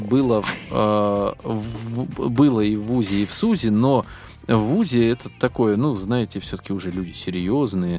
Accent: Biysk, Altai Krai, Russia; moved away as an adult; now in Moscow, Russia; я приехал из Алтайского края в Москву, это вообще, если как бы Бийск, хотя бы там, ну, какие-то знакомые были, да, после школы, с которыми я общался э, в Бийске

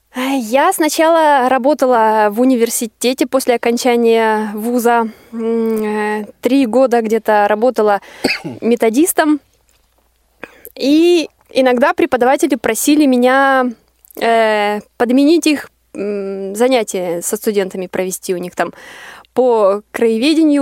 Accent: Arkhangelsk, Arkhangelsk Oblast, Russia; moved away as an adult; я приехала из Архангельска

